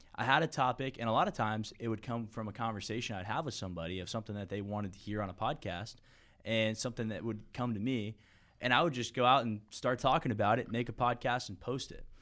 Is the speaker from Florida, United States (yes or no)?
yes; St. Petersburg, Florida, United States; I was born and raised in Saint Pete, Florida